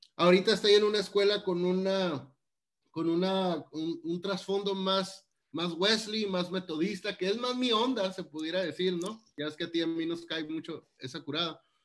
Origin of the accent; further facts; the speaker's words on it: Mexicali, Baja California, Mexico; yo crecí en Mexicali, Baja California, y la gente ahí somos muy platicadora